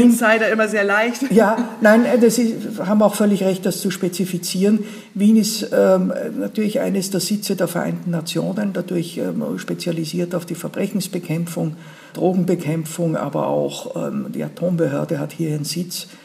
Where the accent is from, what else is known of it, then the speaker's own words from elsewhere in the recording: Liechtenstein; ja, bei uns in Liechtenstein bleiben wir länger auf, ähm, auf dem Posten.